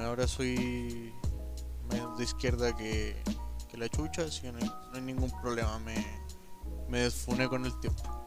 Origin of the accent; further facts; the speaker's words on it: Colombia; now in Chile; Soy colombiano